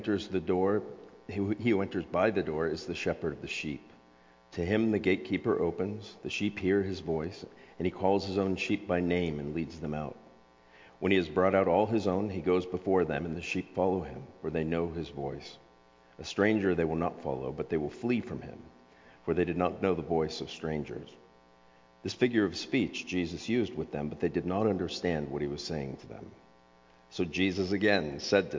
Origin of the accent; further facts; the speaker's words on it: South Florida, United States; now in Pacific Northwest, United States; I grew up in South Florida